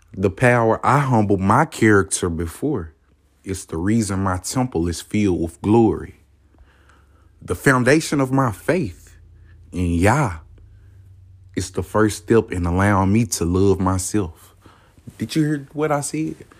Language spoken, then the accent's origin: English; the South, United States; I'm from the South, man. You don't know? Hear it in my voice.